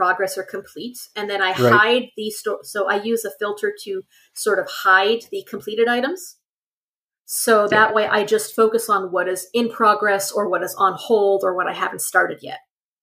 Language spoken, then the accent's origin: English; Canada; I have enough French because I'm Canadian